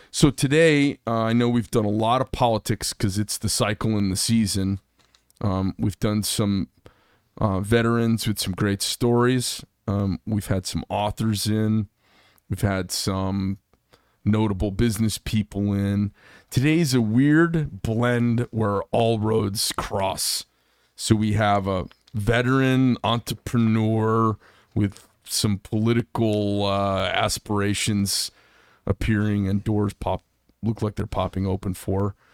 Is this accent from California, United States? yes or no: yes; Bay Area, California, United States; moved away as an adult; also born or lived in Gilroy, California / Florida; Grew up in the Bay Area. I was born in Gilroy, garlic capital